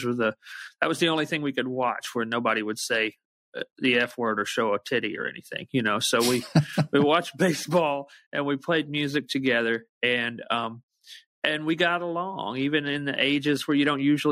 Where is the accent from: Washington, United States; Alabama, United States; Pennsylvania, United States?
Alabama, United States; growing up in Alabama the way I did